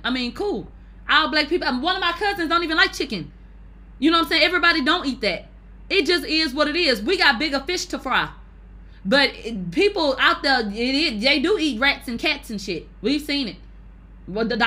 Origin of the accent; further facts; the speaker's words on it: United States; me being American